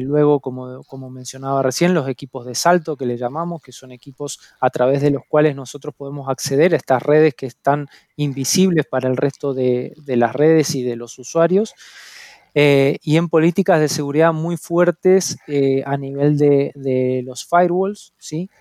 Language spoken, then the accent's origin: Spanish; Mendoza, Argentina; moved away as an adult; now in Spain; soy argentino, soy de, la provincia de Mendoza eh, y bueno, hace ya un año que estoy acá en, España